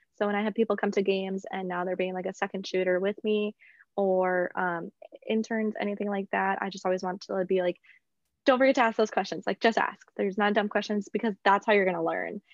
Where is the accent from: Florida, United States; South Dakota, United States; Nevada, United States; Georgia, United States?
South Dakota, United States; moved away as an adult; also born or lived in Mankato, Minnesota; now in North Carolina, United States; I'm originally from South Dakota, the state with no pro sports